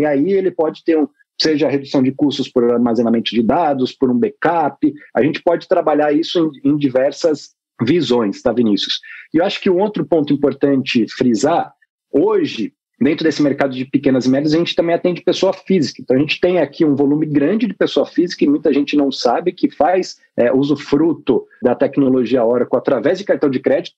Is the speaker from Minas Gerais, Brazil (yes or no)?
no; Botucatu, São Paulo, Brazil; moved away as an adult; now in São Paulo, Brazil; sou natural de Botucatu, interior do estado de São Paulo